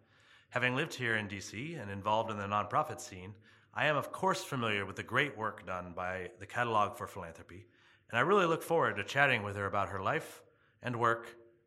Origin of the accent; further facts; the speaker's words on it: Maine, United States; I grew up in Maine. There was no cosmopolitan escape for us.